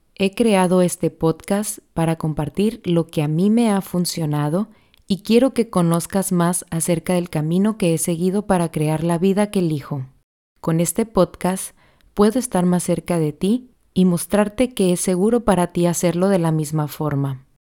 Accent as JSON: {"language": "Spanish", "country": "Mexico", "said": "soy mexicana"}